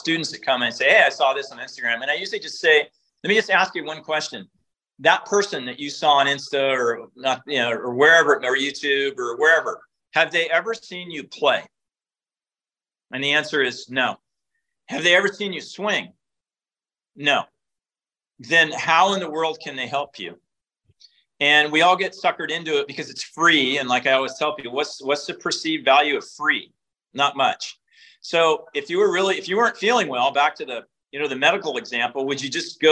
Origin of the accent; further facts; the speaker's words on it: Eugene, Oregon, United States; I was born and raised in Eugene, Oregon, so Tracktown, USA.